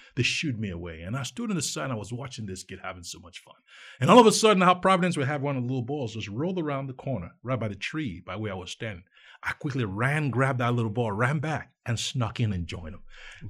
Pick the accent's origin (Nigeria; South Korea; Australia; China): Nigeria; See, I grew up in Nigeria.